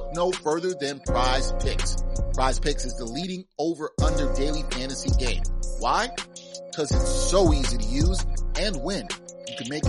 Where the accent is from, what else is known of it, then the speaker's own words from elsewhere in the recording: New York City, New York, United States; growing up in Brooklyn, New York, I was a huge New York Knicks fan. Growing up in East Flatbush